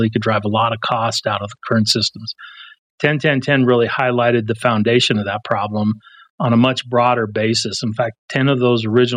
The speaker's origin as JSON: {"language": "English", "town": "Pueblo", "region": "Colorado", "country": "United States", "tie": "born or raised there", "said": "I grew up in Pueblo, Colorado"}